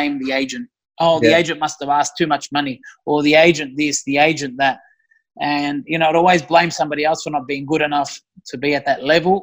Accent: Australia; moved away; I would like to come back and live in Australia

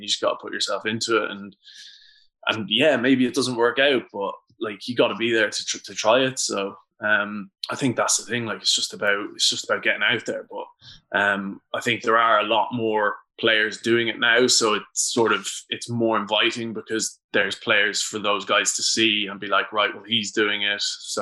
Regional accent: Ireland; speaking as an Irish guy

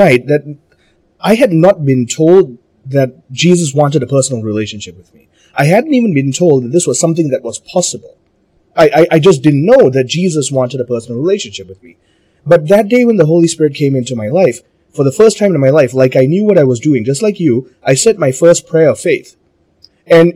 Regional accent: Malaysia; I'm Malaysian

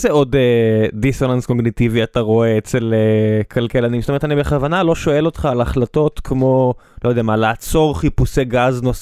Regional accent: Beersheba, Southern District, Israel; אני כבאר שבעי

